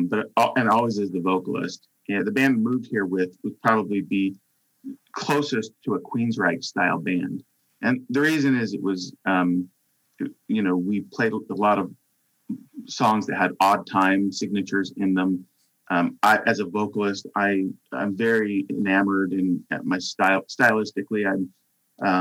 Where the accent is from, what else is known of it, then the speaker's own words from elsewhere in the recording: Salt Lake City, Utah, United States; moved away as an adult; now in Seattle, United States; I grew up in Salt Lake City, Utah.